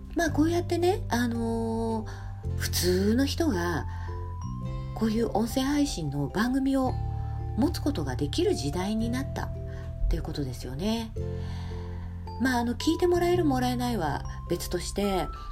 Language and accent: Japanese; Setagaya, Tokyo, Japan; 私の実家はあの東京の世田谷っていうとこにありまして